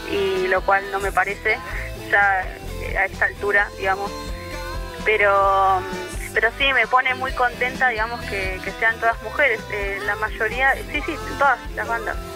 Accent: Mar del Plata, Buenos Aires Province, Argentina; now in La Plata, Argentina; nosotros venimos de Mar del Plata y, venir a La Plata fue todo como una aventura

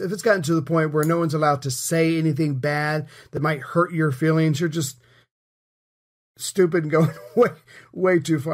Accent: United States; as an American

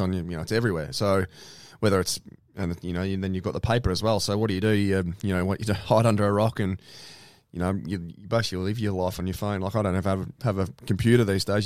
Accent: Bairnsdale, Victoria, Australia; moved away; also born or lived in Melbourne; I was from Bensdale and only sort of, you know, nineteen or twenty

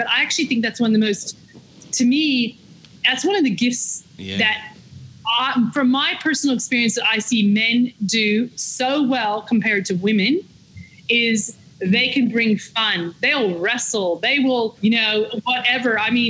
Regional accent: Victoria, Australia; accent: Victorian; yes, now American accent there. So maybe it is. It's a Victorian lockdown accent.

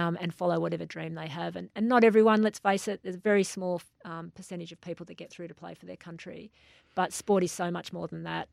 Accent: Australia; I'm Australian from head to toe

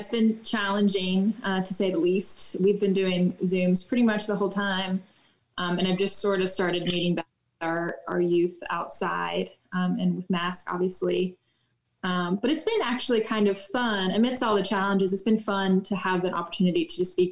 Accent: Durham, North Carolina, United States; I grew up in Durham, North Carolina

